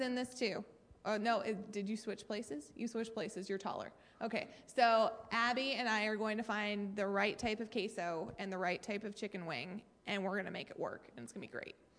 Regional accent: Maine, United States; I am from Maine

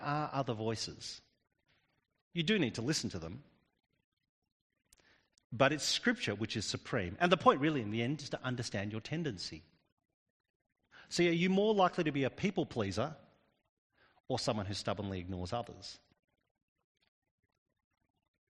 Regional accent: Australia; I'm actually Australian. We Australians, with our convict heritage

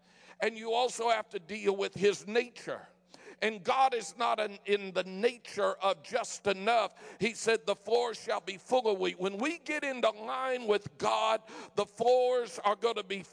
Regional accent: Denver, Colorado, United States; moved away; also born or lived in San Francisco, California; I was born in San Francisco and raised in Denver

